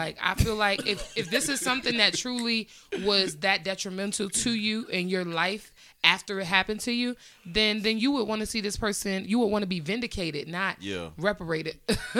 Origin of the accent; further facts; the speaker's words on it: Long Island, New York, United States; he's from my hometown.